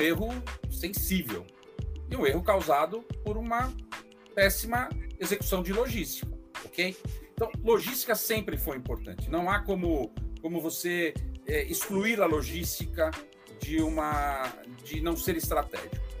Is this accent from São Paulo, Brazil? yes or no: yes; São Paulo, Brazil; Eu nasci em São Paulo, mas morei no interior de São Paulo até os oito anos